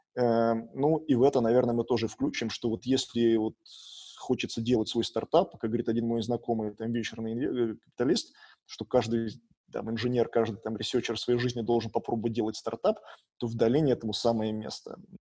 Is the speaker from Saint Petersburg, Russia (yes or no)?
yes; Saint Petersburg, Russia; now in Silicon Valley, United States; я вырос в Питере